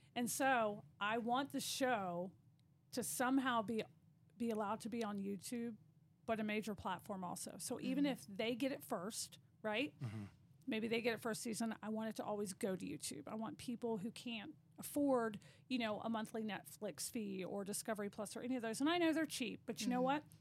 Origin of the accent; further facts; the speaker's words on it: Virginia, United States; moved away as an adult; now in Midland, Texas, United States; I'm from Virginia